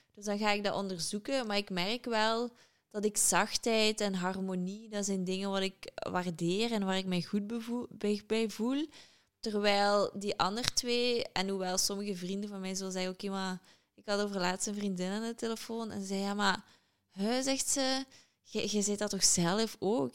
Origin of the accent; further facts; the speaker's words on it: Limburg, Flanders, Belgium; moved away as an adult; also born or lived in London, United Kingdom; Uiteraard ben ik van Limburg.